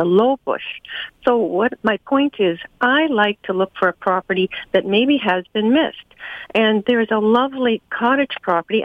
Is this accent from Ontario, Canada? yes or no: yes; Orillia, Ontario, Canada; I grew up on Bass Lake